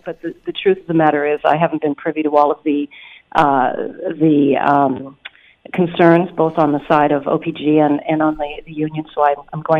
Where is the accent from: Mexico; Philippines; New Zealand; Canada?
Canada; Northern Ontario; I grew up in Northern Ontario